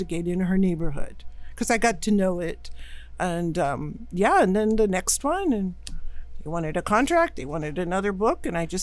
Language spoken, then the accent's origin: English; Woodside, California, United States; also born or lived in Chicago, Illinois; we moved here from Chicago when I was 5 years old. We lived in Woodside. I grew up there, went to Woodside High